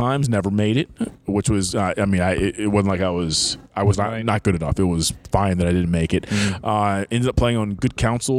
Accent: Silver Spring, Maryland, United States; I grew up in Montgomery County, Maryland, Silver Spring

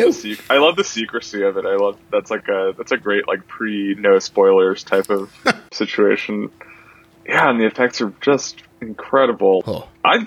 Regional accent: New Jersey, United States; my home state.

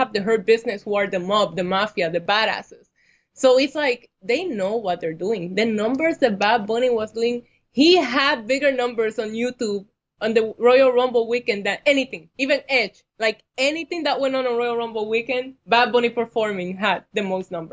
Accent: Puerto Rico; now in New York, United States; I have actually been here almost the same amount of time that I spent in Puerto Rico

